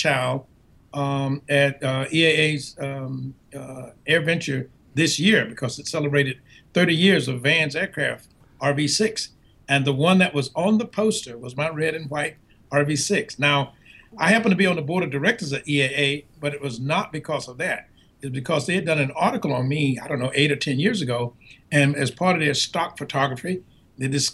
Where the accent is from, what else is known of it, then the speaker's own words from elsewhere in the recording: Quincy, Florida, United States; now in South Carolina, United States; grew up in a small town called Quincy, Florida